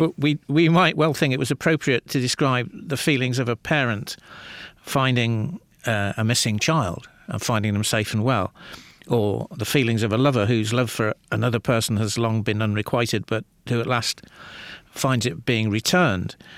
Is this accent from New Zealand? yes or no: no; Liverpool, North West England, United Kingdom; I grew up in the northwest of England